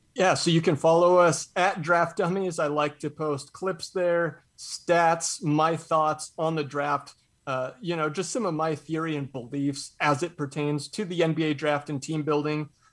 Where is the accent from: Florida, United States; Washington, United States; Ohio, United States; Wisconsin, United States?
Washington, United States; Spokane; I'm from Spokane